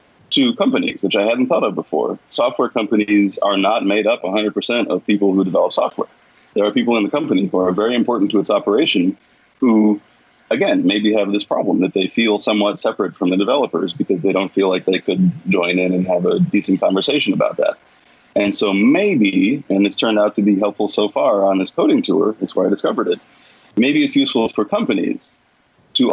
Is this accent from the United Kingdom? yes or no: no; United States; I'm American. I'm from a different culture